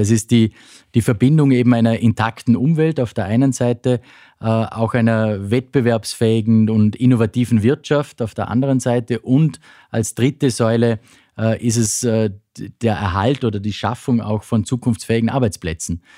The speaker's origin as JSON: {"language": "German", "region": "western Austria", "country": "Austria", "said": "bei uns im Westen Österreichs"}